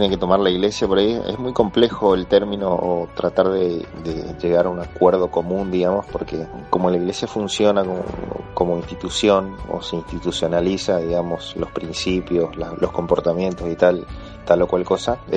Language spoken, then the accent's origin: Spanish; Argentina; en mi país, en Argentina